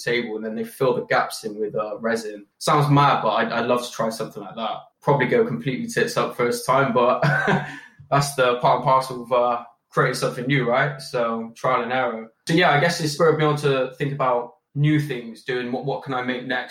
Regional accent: Bristol, South West England, United Kingdom; born and raised in Bristol

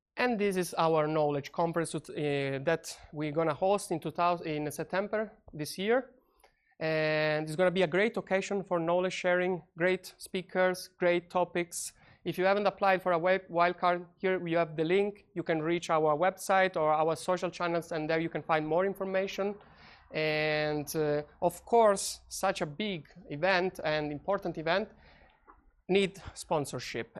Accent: Italy; moved away; I come from Italy

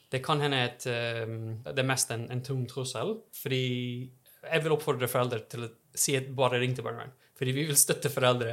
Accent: Texas, United States; Norwegian is a second language; moved away as an adult; now in Trondheim, Norway; Jeg kommer fra Texas

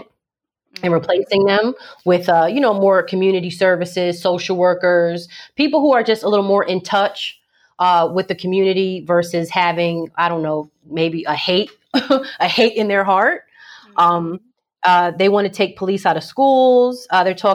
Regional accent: New Jersey, United States; I've been marching over here in Jersey. in my hometown.

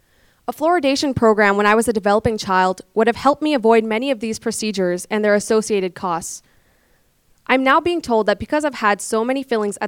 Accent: Pakistan; also born or lived in London, Canada; now in Calgary, Canada; I moved to Canada from Pakistan in 2007. I first lived in London, Ontario, and then later moved to Calgary.

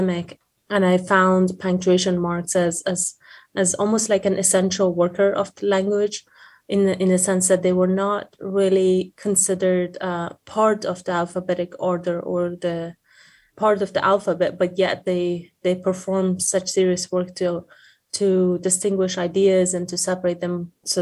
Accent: Afghanistan; moved away as an adult; now in United States; I had recently resettled in US as an international student, and I'm originally from Afghanistan

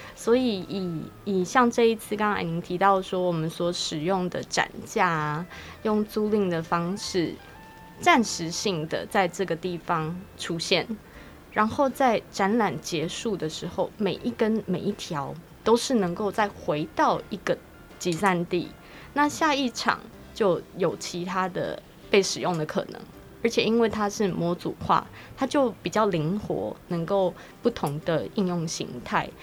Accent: Kaohsiung, Taiwan; moved away; 我自己本身是高雄出生的，所以我小时候在高雄住过了一阵子

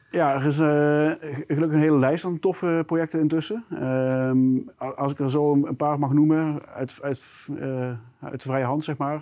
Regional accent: South Limburg, Netherlands; je hoort misschien al mijn accent. Eh, ik, ik, kom uit Limburg, heel specifiek uit Zuid-Limburg.

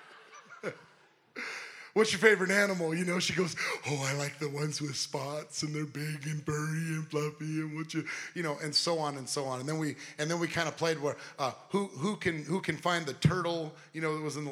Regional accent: Southern California, United States; I'm from Southern California. I'm not from the South

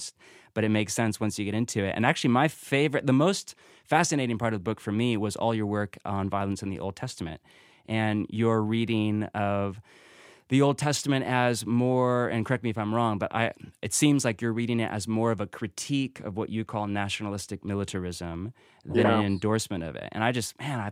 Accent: Portland, Oregon, United States; we're from Portland

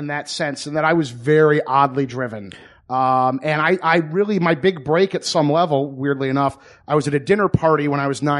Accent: Franklin, Michigan, United States; Yeah, a little town called Franklin, Michigan

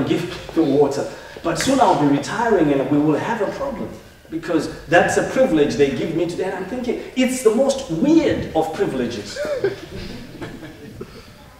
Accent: Zimbabwe; moved away; where I come from Zimbabwe

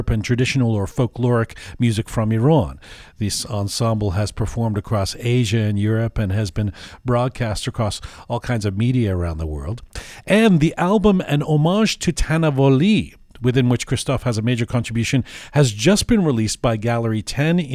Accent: England, United Kingdom; I grew up in England

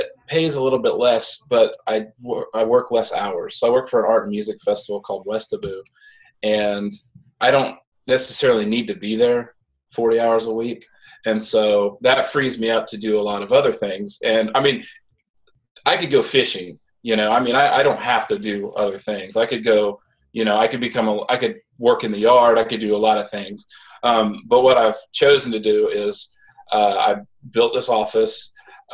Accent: Midwest, United States; moved away; also born or lived in the South; I grew up in the Midwest, moved to the South

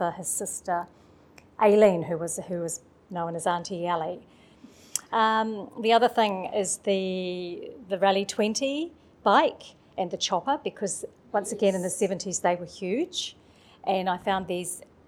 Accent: Manawatū-Whanganui, New Zealand; We're from the Manawatu

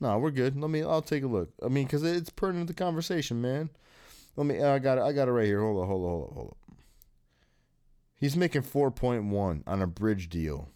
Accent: East Lansing, Michigan, United States; I live in East Lansing, Michigan. I was born in East Lansing, Michigan. I grew up here.

